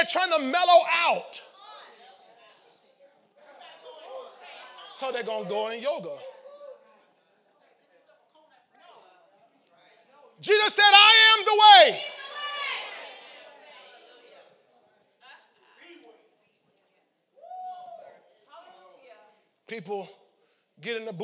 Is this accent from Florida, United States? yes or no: yes; St. Petersburg, Florida, United States; I wasn't from Chicago. I was from St. Petersburg, Florida, 25th Street.